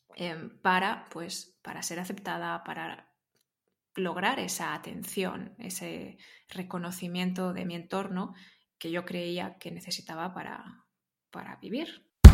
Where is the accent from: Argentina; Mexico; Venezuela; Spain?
Spain; Barcelona, Catalonia; Yo soy de Barcelona